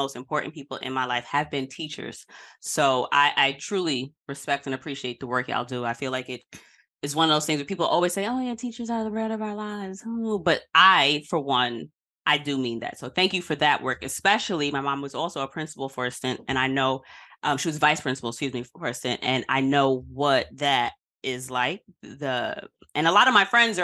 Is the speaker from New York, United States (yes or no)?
yes; New York City, New York, United States; I'm a Queens girl from South Side